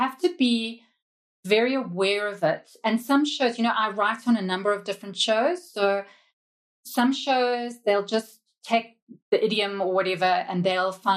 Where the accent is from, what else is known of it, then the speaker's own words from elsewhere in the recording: Zimbabwe; also born or lived in United Kingdom; now in South Africa; I grew up in Zimbabwe, which was very colonial, on a diet of British TV